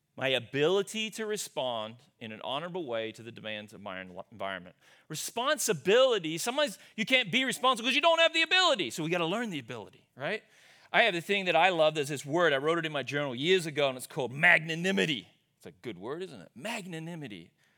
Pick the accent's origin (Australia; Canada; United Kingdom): Australia; moved away as an adult; also born or lived in Sioux Center, Iowa, United States; now in United States; I grew up, born and raised in Australia. I left there, I came over to the U S